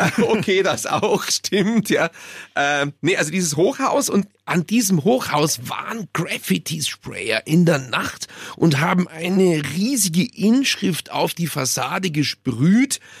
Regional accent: Munich, Bavaria, Germany; aus München. Ach so, ja dann, ja. Man verliert als Münchner

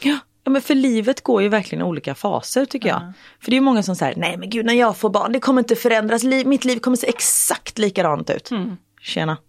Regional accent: Gothenburg, Västra Götaland, Sweden; jag från Göteborg

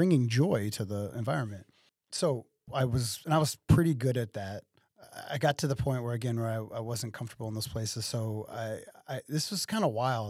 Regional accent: Waterloo, Illinois, United States; also born or lived in Collinsville, Illinois / Columbia, Illinois; I'm from Waterloo, uh, born and raised here, uh, in, in this area.

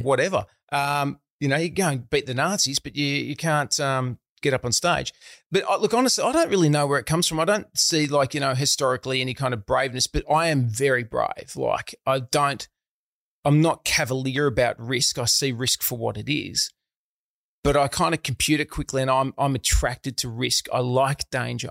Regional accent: Melbourne, Victoria, Australia; I grew up in a town called Eltham, which is in the outer suburbs of Melbourne

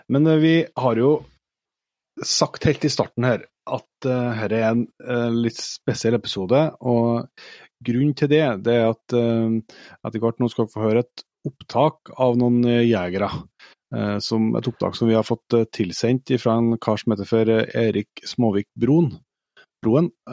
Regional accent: Trøndelag, Norway; Vi er jo trøndere

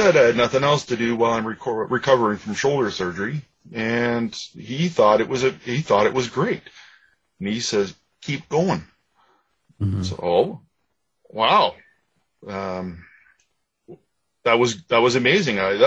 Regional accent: Ajax, Ontario, Canada; I grew up in Ajax, just east of Toronto in Ontario

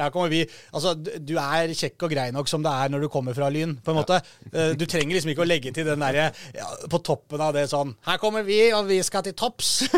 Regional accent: Oslo, Norway; jeg er fra Oslo

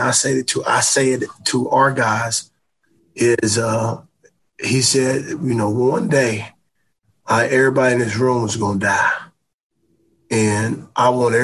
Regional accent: Greensboro, North Carolina, United States; moved away as an adult; my hometown in Greensboro, North Carolina

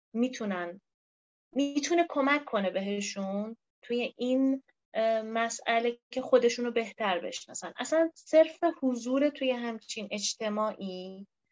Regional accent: Iran; به عنوان یه ایرانی

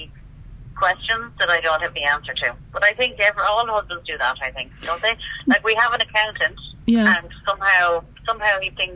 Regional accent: Roscommon, Connacht, Ireland; I'm from Roscommon

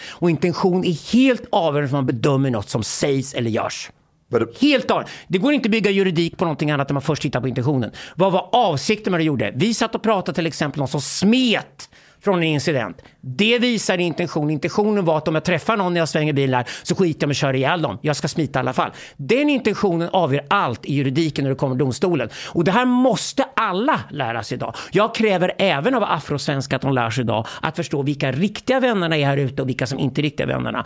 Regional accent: Sweden; jag växte upp i Sverige

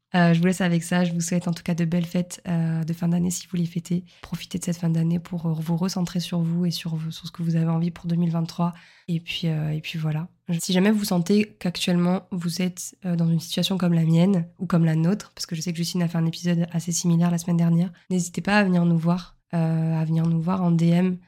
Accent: Montpellier, Occitania, France; also born or lived in Lille; now in Nice, France; je suis originaire de Montpellier

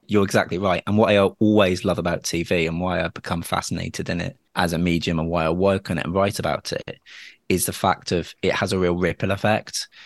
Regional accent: Dorset, South West England, United Kingdom; I grew up in Dorset, where, unfortunately, I was quite kind of badly homophobically bullied at school

